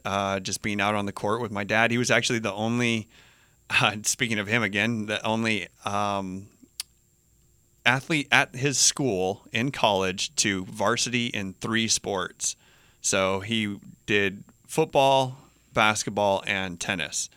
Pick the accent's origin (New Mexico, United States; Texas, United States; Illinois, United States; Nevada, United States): New Mexico, United States; Albuquerque; moved away as an adult; also born or lived in Boulder, Colorado; now in Hawaii, United States; born and raised in Albuquerque, New Mexico